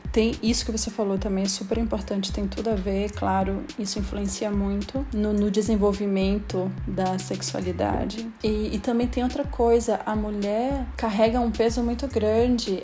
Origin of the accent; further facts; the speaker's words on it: Belém, Pará, Brazil; accent: paraense; Só quem é de Belém sabe, o sotaque paraense